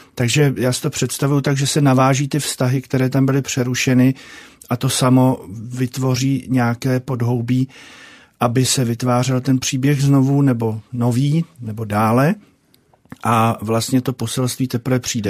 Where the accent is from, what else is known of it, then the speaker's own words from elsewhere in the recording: Prague, Czechia; já jsem se narodil v Praze